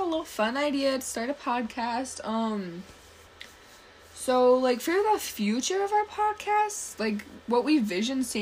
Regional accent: Texas, United States; We're both from Texas

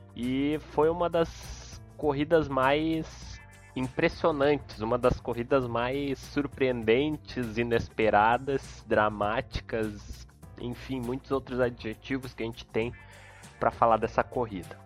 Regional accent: Rio Grande do Sul, Brazil; sou gaúcho, moro em Porto Alegre

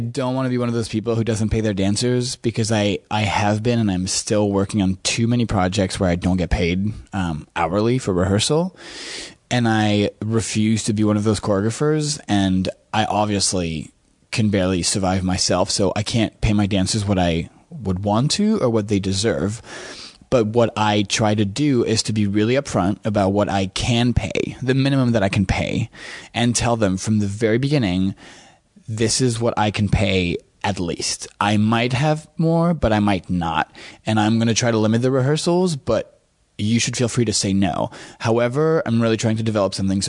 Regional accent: France; moved away as an adult; also born or lived in New York City / Montreal; I grew up in France and my father's English-Canadian, but from Montreal.

